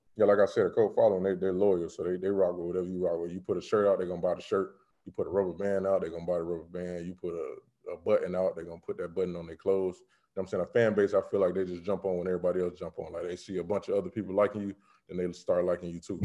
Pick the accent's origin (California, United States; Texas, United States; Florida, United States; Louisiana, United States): Florida, United States; being in Florida.